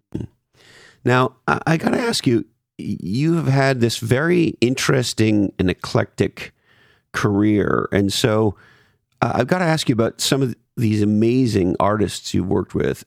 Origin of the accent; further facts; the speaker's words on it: Montreal, Quebec, Canada; also born or lived in Toronto; now in California, United States; I grew up in Montreal and I lived in Toronto for years